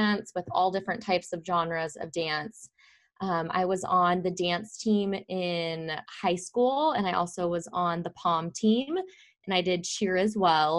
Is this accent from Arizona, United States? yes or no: yes; Mesa, Arizona, United States; I grew up in Mesa, Arizona, and fun fact, I actually work in the same hospital that I was born